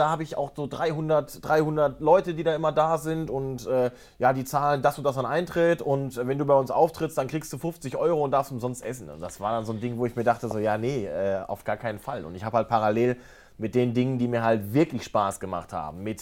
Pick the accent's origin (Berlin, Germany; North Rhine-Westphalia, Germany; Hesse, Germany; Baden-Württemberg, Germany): North Rhine-Westphalia, Germany; Ruhrgebiet ins Badische gezogen bin. Ich habe 18 Jahre bei dem einen Verein gespielt, äh, TUS Introp in meiner Heimat, wo mein Papa äh, heute noch Vorsitzender ist.